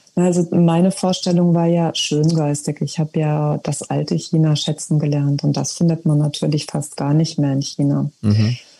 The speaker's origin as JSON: {"language": "German", "country": "Germany", "said": "als Deutsche identifiziert zu sein im Ausland"}